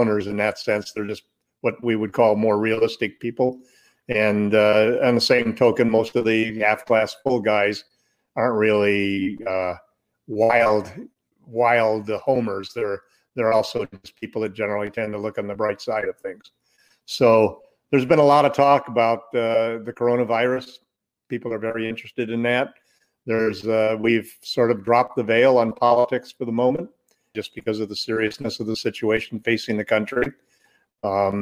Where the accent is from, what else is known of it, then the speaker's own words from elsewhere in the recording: Southern California, United States; growing up in Southern California, listening to every Laker game